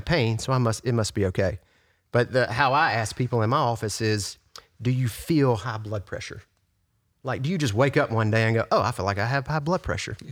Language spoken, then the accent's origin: English; Yazoo City, Mississippi, United States; also born or lived in Brandon, Mississippi / Flowood, Mississippi; I'm from Yazoo City.